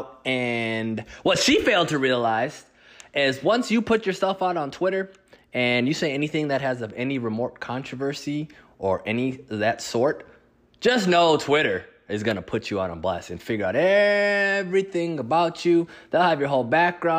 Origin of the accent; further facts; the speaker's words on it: Midwest, United States; both of us being from the Midwest